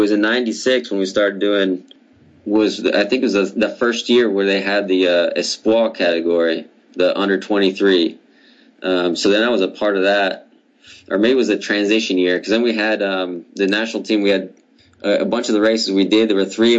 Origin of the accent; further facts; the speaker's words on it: United States; two of us Americans